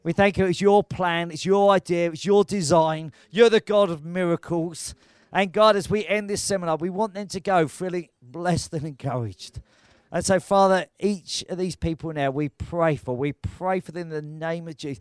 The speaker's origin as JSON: {"language": "English", "country": "United Kingdom", "said": "we're British."}